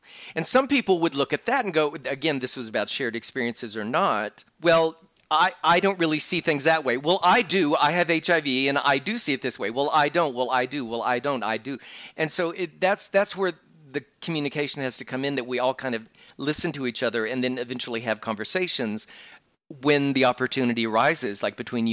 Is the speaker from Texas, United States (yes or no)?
yes; Texas, United States; I grew up in Texas